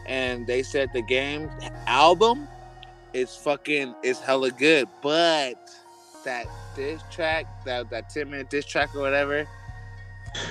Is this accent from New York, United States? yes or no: no; Oakland, California, United States; I'm from East Oakland, California